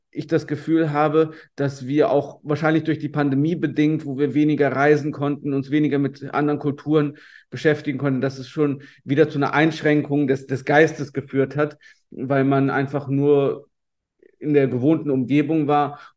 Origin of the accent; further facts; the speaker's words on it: Rhineland, Germany; ich komme aus dem Rheinland und bei uns hier das Handwerkerfrühstück ist einfach Mett.